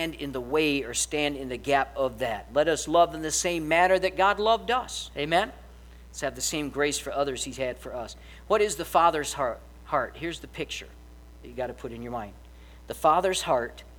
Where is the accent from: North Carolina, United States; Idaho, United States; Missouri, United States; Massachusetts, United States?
Missouri, United States; I'm from the far country of Missouri